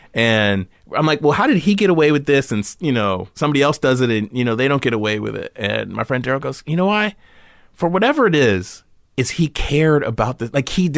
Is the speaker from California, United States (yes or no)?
yes; California, United States; growing up in California, you know, having a lemon tree in the backyard, you know?